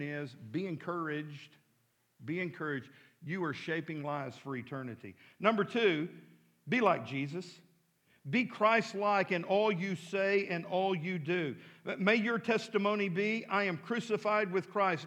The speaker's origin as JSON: {"language": "English", "town": "Midland", "country": "United States", "tie": "born or raised there", "moved": "yes", "lives_now": "Fort Smith, United States", "said": "growing up in Midland, out in the country"}